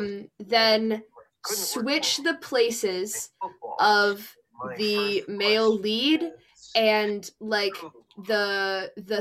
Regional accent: Salem, Oregon, United States; my hometown

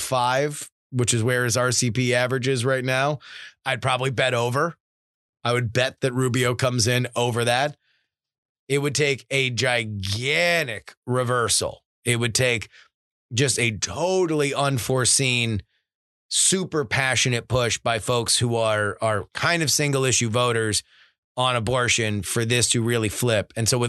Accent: Florida, United States; my home state, the Sunshine State, greatest state in the union, Florida.

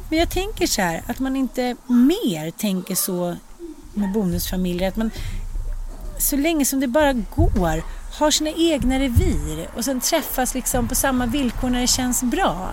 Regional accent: Sweden; also born or lived in United States

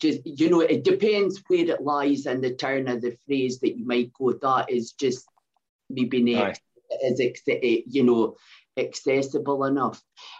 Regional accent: Scotland, United Kingdom; accent: Scottish dialect

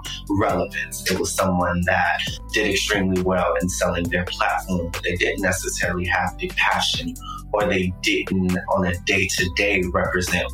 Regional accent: Fayetteville, North Carolina, United States; I was born in South Carolina, but I was raised in Fayetteville, North Carolina

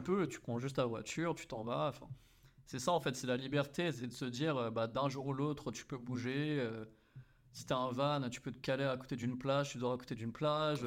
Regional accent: France; moved away as an adult; also born or lived in Australia / Hong Kong; on est français

